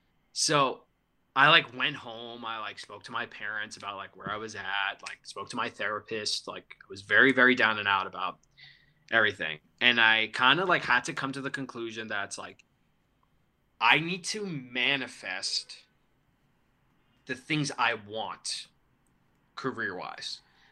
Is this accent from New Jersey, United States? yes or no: no; New York, United States; now in Austin, United States; I'm from New York, but I'm currently living in Austin, Texas. I'll be moving back to New York at the end of the month